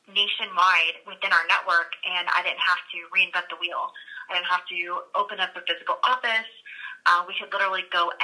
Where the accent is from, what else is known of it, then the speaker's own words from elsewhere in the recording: Florida, United States; now in Dallas-Fort Worth, United States; I'm from Florida